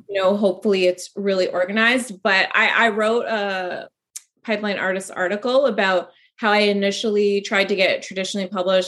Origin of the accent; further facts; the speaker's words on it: Canada; I'm Canadian